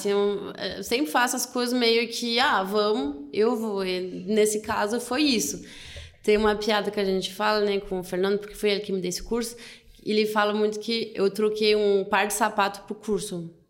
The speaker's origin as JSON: {"language": "Portuguese", "country": "France", "second_language": "Portuguese", "moved": "yes", "lives_now": "Brazil", "said": "eu sou francesa"}